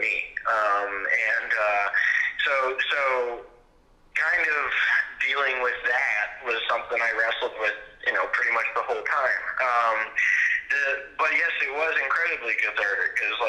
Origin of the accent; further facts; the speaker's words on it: Quebec, Canada; moved away as an adult; also born or lived in Los Angeles; I came from Quebec, and then I was dropped into the States